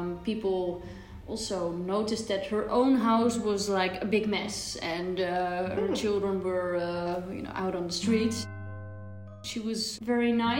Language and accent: English; Leiden, South Holland, Netherlands; I am from the Netherlands, from around Leiden